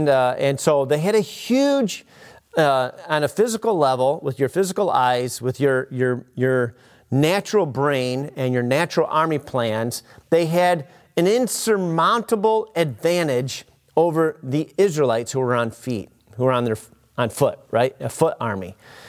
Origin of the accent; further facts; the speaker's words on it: Clio, Michigan, United States; And I remember many times growing up in Clio, driving by, in that park after a huge rainstorm or multiple days of rain, and the whole place was flooded, right?